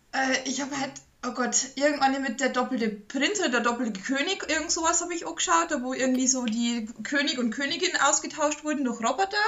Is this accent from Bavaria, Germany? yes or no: yes; Bavaria, Germany; bei uns in Bayern